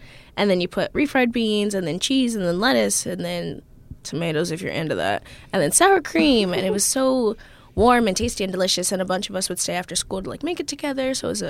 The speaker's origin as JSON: {"language": "English", "region": "New Mexico", "country": "United States", "tie": "born there", "said": "I like to say that we are from all over the place. I was born in New Mexico, and now I live here."}